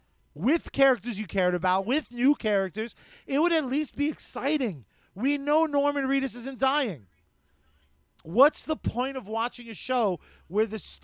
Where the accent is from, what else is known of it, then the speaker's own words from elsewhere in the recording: Ireland; I am Irish. Like, what? It's not bad.